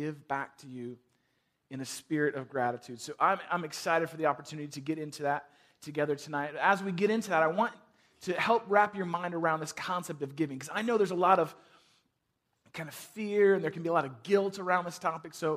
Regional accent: San Francisco, California, United States; moved away as an adult; now in Chicago, United States; I grew up in San Francisco

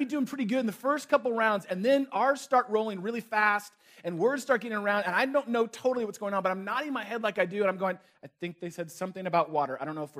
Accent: Chicago, Illinois, United States; I would say where I was from. Say, well, I'm from Chicago.

